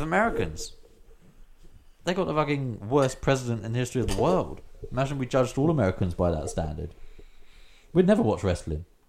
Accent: England, United Kingdom; I'm English, mate.

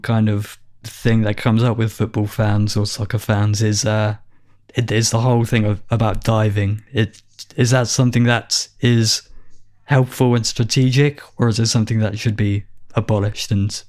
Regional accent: Portsmouth, South East England, United Kingdom; the rivalry that my hometown have with a neighboring city. I suppose you're aware of the rivalry between Portsmouth and Southampton.

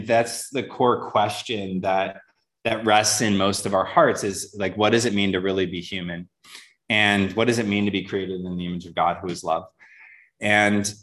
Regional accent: just outside of Detroit, Michigan, United States; moved away; grew up in Michigan, just outside of Detroit

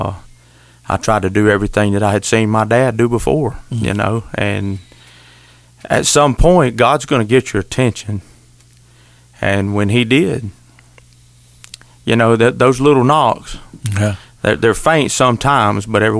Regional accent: Wakulla County, Florida, United States; accent: country twang; We're all from Wakulla County except Tater

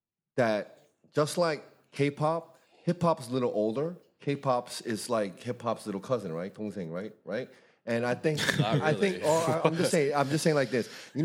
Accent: Brooklyn, New York, United States; especially growing up in Brooklyn. I remember in Brooklyn there was a period when everyone came to school with.

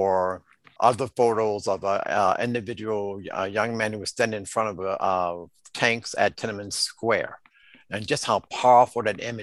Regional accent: Chicago, Illinois, United States; I grew up in the Henry Horner Housing Projects

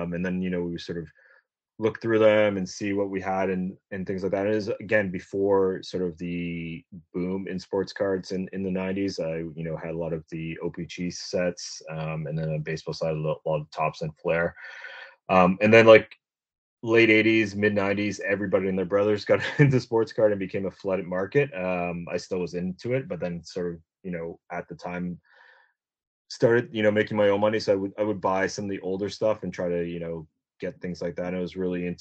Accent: Uxbridge, Ontario, Canada; I'm from a small little town called Uxbridge, Ontario. It's about 90 minutes northeast of Toronto.

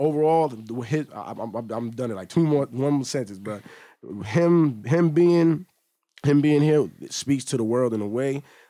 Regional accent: New York, United States; just growing up in New York and just seeing Trump Towers just built in seconds

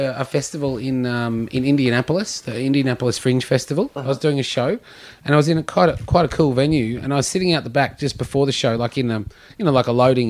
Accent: Queensland, Australia; And I'm from Queensland.

